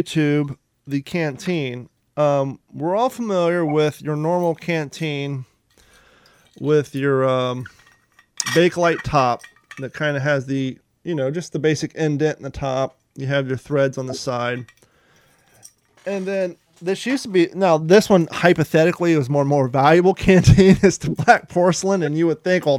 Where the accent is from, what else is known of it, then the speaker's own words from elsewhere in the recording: Columbus, Ohio, United States; also born or lived in Kentucky; I was born in Kentucky and I grew up in Columbus, Ohio